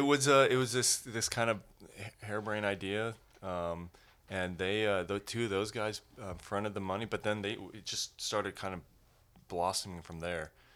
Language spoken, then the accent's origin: English; Colorado Springs, Colorado, United States; I grew up in Colorado, so Colorado Springs is home